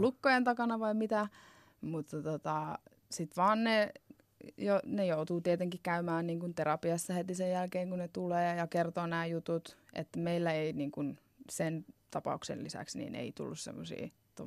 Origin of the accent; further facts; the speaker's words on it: Finland; moved away as an adult; also born or lived in Arizona, United States / Naples, Italy; mä muutin takaisin Suomeen